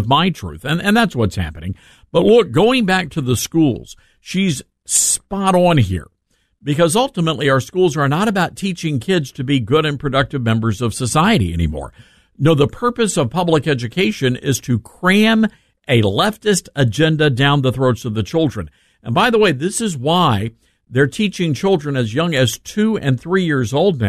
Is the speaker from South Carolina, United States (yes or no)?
no; Memphis, Tennessee, United States; my hometown of Memphis, Tennessee